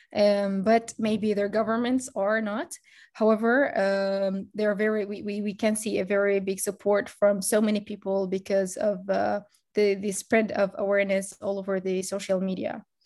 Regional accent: Gaza City, Gaza Strip, Palestine; now in Turkey; I'm a student of international relations, settling in Turkey, but I'm from Gaza City in Palestine

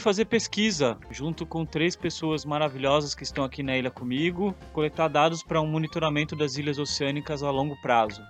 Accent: São Sebastião, São Paulo, Brazil; also born or lived in Santos, São Paulo / Bahia / Rio de Janeiro; sou biólogo natural de São Sebastião

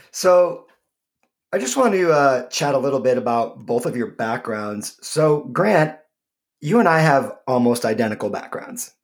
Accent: Michigan, United States; my home state of Michigan

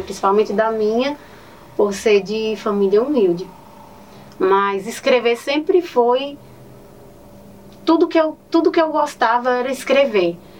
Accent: Northeast Region, Brazil; accent: nordestino; moved away; Amo meu sotaque nordestino

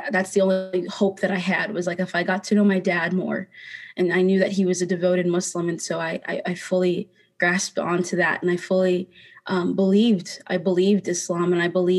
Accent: South Dakota, United States; growing up in South Dakota, it was really hard to be around people at my school

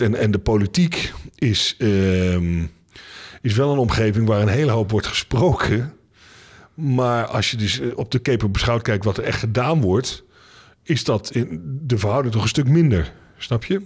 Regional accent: Netherlands; als Nederlanders

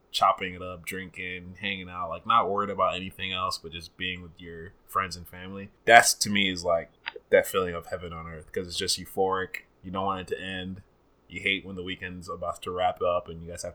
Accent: Uganda; moved away; Growing up in Uganda

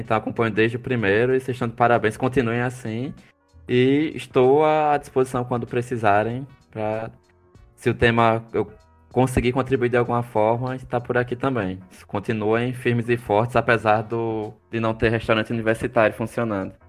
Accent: Maceió, Alagoas, Brazil; accent: alagoano; lá em Maceió, a gente tem um, um, projeto no Teatro de Arena

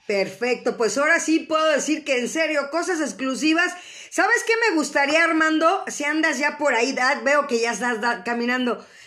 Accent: Mexico; así somos luego los mexicanos

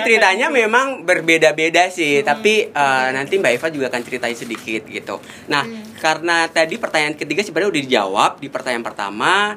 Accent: Java, Indonesia; Saya orang Jawa Anet

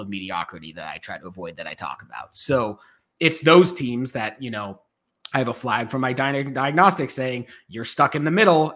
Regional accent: Boston, Massachusetts, United States; I grew up in Boston

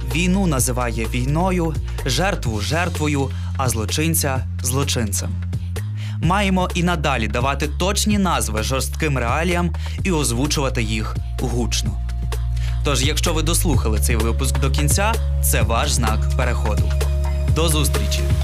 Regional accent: Ukraine; Ми з України

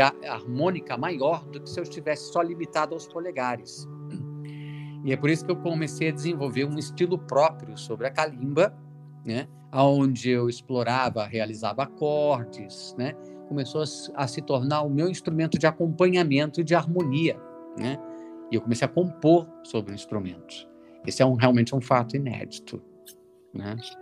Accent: Brasília, Federal District, Brazil; Eu nasci em Brasília

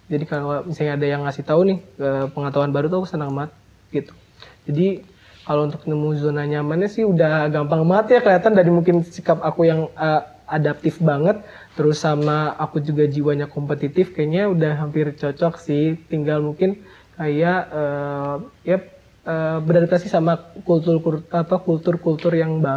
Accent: Cirebon Regency, West Java, Indonesia; aku ini dari SMP SMP kabupaten dan istilahnya aku merantau ya dari kabupaten ke kota

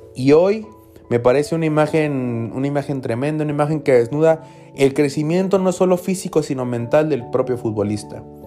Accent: Mexico; nosotros como mexicanos

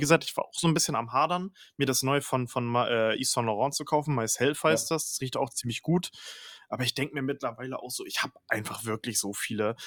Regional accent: Northern Germany, Germany; ich komm ja aus dem, aus dem Norden, ne, vom, vom, vom, vom Meer sozusagen, Norden Deutschlands.

